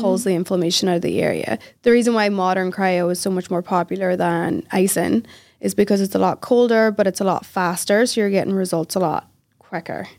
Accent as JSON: {"language": "English", "region": "Northern Ireland", "country": "United Kingdom", "tie": "born or raised there", "also_born_or_lived": "Philadelphia, United States / England", "moved": "as an adult", "said": "I was raised in Northern Ireland, but I was born in Philadelphia."}